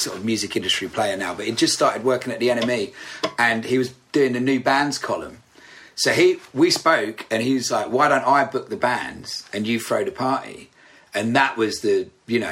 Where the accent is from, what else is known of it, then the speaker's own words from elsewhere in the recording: Essex, East of England, United Kingdom; moved away as an adult; also born or lived in Braintree / Rayne; we grew up in Essex. We moved down to London for the band, basically.